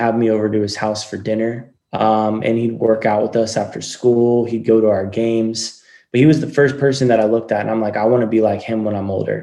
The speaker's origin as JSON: {"language": "English", "town": "Coos Bay", "region": "Oregon", "country": "United States", "tie": "born or raised there", "said": "I grew up in a little town called Coos Bay on the Oregon coast."}